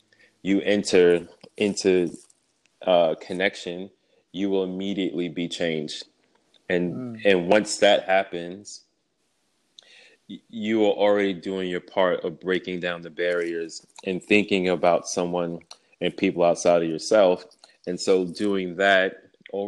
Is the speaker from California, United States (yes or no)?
no; New York City, New York, United States; I was born and raised in Brooklyn, and I am a twin